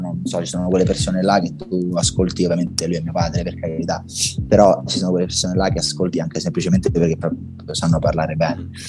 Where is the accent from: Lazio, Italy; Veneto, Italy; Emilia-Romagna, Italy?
Lazio, Italy; Rome; da buon romano